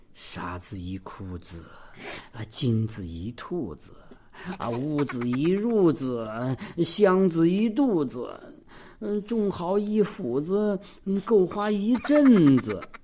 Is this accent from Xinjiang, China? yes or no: yes; Xinjiang, China; 我们新疆人说的